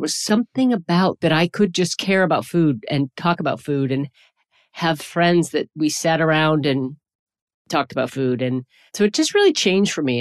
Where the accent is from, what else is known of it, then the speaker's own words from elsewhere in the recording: the urban Northeast, United States; I grew up in the Northeast, in the urban Northeast, so in a Rust Belt city